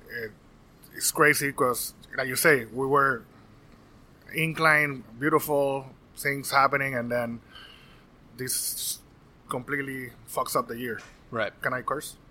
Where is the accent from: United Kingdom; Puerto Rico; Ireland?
Puerto Rico; now in Florida, United States; born and raised in Puerto Rico.